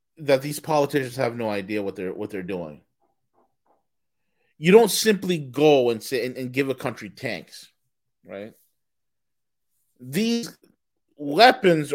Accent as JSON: {"language": "English", "area": "Rockland County", "region": "New York", "country": "United States", "tie": "born or raised there", "said": "I grew up in Rockland, right across the river"}